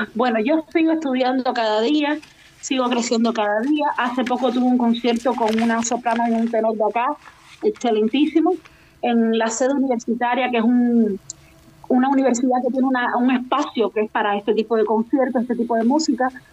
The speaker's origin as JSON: {"language": "Spanish", "country": "Cuba", "moved": "as an adult", "lives_now": "Spain", "said": "somos muchos cantantes cubanos"}